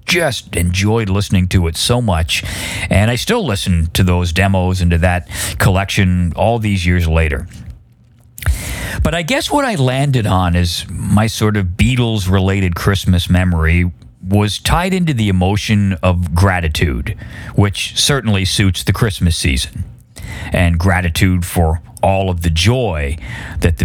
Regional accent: Oshawa, Ontario, Canada; I grew up in Oshawa, Ontario, Canada

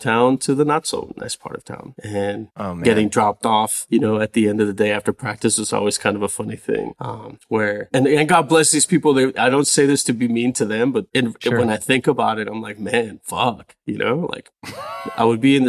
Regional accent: California, United States; now in Los Angeles, United States; No, up in the Bay, North NorCal. Yeah, okay. Still don't really claim LA like that, you know? Like, I'm still from the Bay.

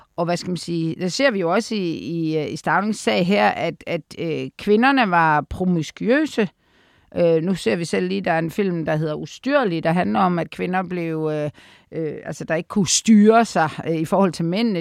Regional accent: Aarhus, Central Denmark Region, Denmark; jeg er jo fra Aarhus

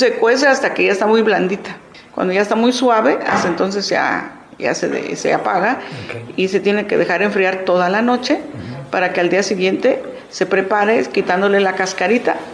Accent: San Juan Chilateca, Oaxaca, Mexico; San Juan Chilateca, Ocotlán, Oaxaca

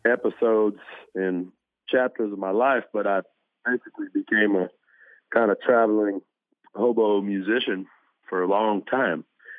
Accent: Los Fresnos, Texas, United States; moved away; I remember the farms around where we lived outside of the small town called Los Fresnos. And we had this caliche driveway. It's like a gravel driveway.

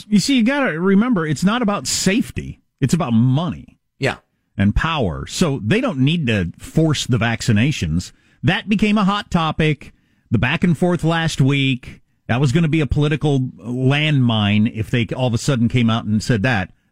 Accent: Illinois, United States; also born or lived in New Jersey; I grew up in Illinois.

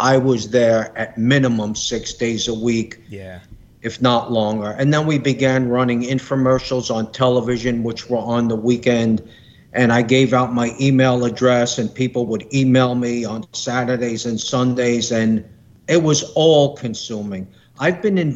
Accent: New York City, New York, United States; I grew up in Brooklyn

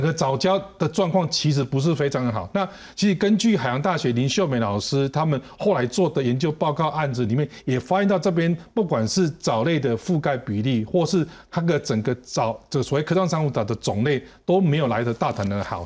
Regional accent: Taichung, Taiwan; moved away; 我本身来自台中是。那我的家人，我的父母八十几岁了，然后我的，我的兄弟姐妹都是住在台中

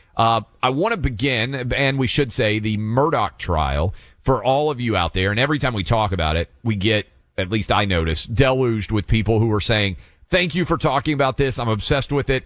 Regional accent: the South, United States; I grew up in the South

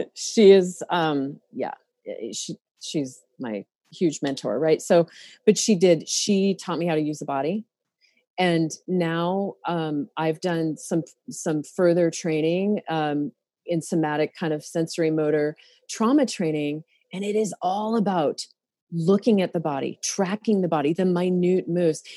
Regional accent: Montana, United States; now in Oregon, United States; I grew up in Montana

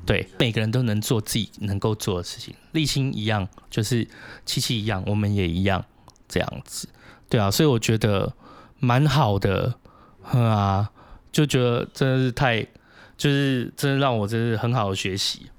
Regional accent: Taiwan; 它也是我们台湾人成立的啊

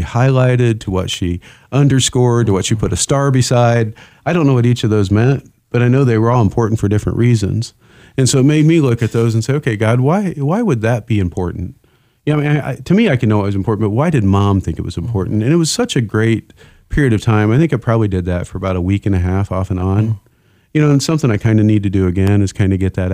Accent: Indiana, United States; moved away; growing up in Indiana

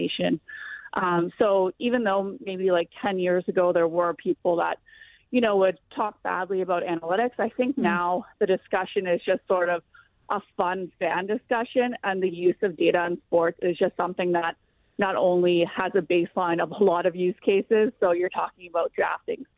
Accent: Niagara region, Ontario, Canada; I grew up in the Niagara region, so really in the hub of a lot of hockey

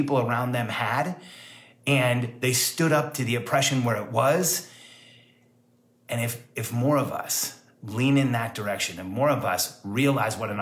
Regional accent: Mexico; moved away; I was actually born in Mexico.

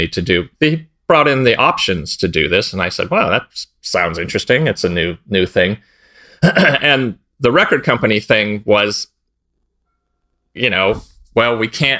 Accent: East Bay, San Francisco Bay Area, California, United States; also born or lived in Sonoma County, California; I grew up in the East Bay of San Francisco Bay Area. So Pinole, Richmond, El Sobrante

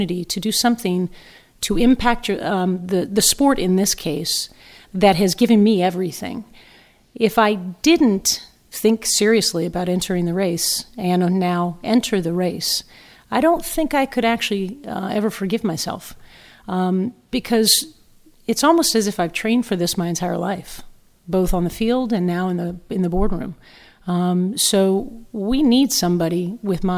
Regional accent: Fairfax, Virginia, United States; moved away as an adult; also born or lived in Los Angeles; now in New York, United States; I grew up in Northern Virginia, played from the age of seven

